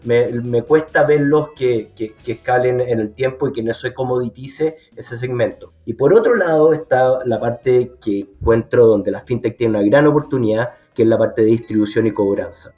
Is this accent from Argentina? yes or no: no; Chile; que soy chileno